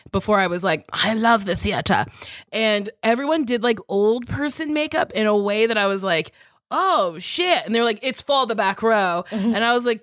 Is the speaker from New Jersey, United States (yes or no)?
yes; New Jersey, United States; moved away as an adult; also born or lived in New York; I'm not trying to go back to oh Jersey anytime soon.